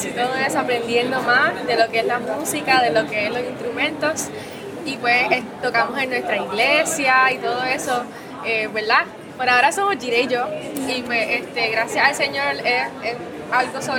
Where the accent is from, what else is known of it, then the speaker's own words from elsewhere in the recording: Puerto Rico; venimos desde Puerto Rico, para que sepan, ¿verdad?